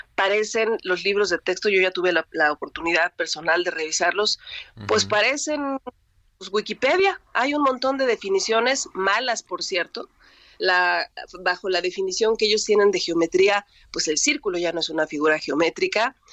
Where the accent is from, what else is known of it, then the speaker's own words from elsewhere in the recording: Mexico; como ciudadanos mexicanos, mexicanas, hijos de escuelas públicas